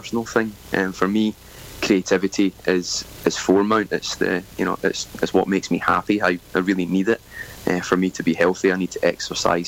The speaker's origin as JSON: {"language": "English", "region": "Scotland", "country": "United Kingdom", "tie": "born or raised there", "moved": "as an adult", "lives_now": "Sunshine Coast, Australia", "said": "I grew up in Scotland and moved to Australia around 13 years ago"}